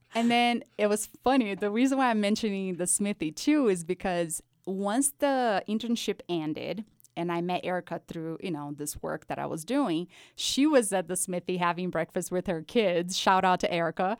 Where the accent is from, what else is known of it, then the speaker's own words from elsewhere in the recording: Brazil; moved away; I was actually born and raised in Brazil